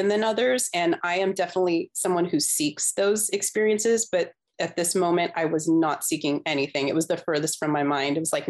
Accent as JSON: {"language": "English", "region": "Southern California", "country": "United States", "said": "we're from Southern California. I still live in Southern California"}